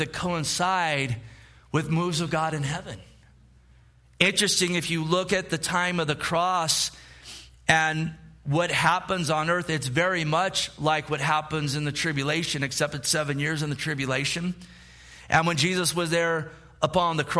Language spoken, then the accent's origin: English; Gilroy, California, United States; I grew up in Gilroy